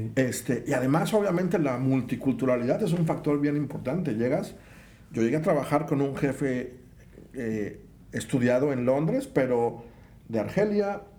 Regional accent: Minatitlán, Veracruz, Mexico; moved away as an adult; also born or lived in Mexico City; yo siento como que me regresé a Mina, de donde soy. Pues Minatitlán es calientes hace mucho

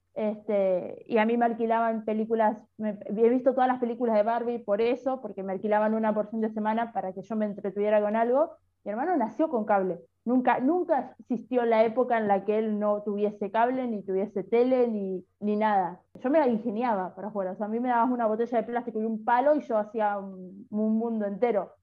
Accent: San Pedro, Buenos Aires Province, Argentina; yo crecí comiendo enseimada todo el tiempo y me sorprendí cuando salí de San Pedro

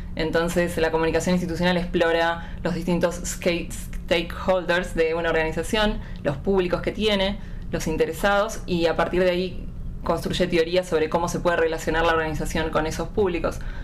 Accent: Buenos Aires, Argentina; de Buenos Aires, Argentina

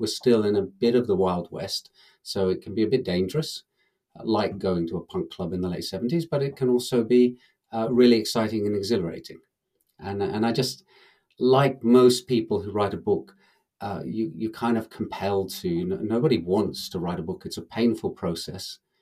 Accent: England, United Kingdom; now in Finland; I'm actually English

